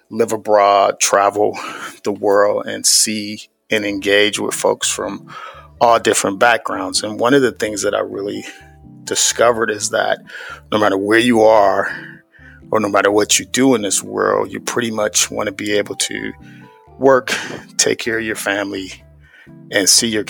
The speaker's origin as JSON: {"language": "English", "town": "Cleveland", "region": "Ohio", "country": "United States", "tie": "born or raised there", "said": "I grew up in the Midwest from Cleveland, Ohio"}